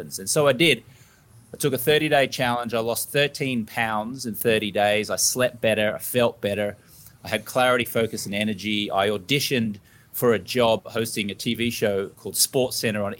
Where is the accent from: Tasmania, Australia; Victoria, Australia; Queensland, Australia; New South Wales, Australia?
Queensland, Australia; Brisbane; I grew up in Brisbane, Australia